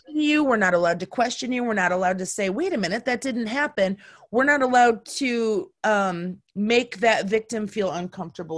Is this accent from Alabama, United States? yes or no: no; Marshall, Michigan, United States; my hometown of Marshall, Michigan